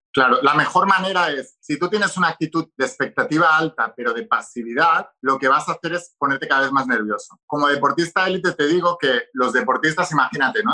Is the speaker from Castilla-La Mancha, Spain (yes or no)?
no; Barcelona, Catalonia, Spain; moved away as an adult; also born or lived in Madrid; yo soy de Barcelona, pero estaba estudiando en una universidad en Madrid